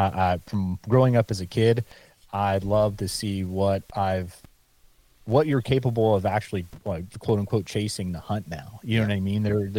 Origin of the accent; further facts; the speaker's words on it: Pennsylvania, United States; I know we're talking about my home state here in PA, and you were talking about Iowa.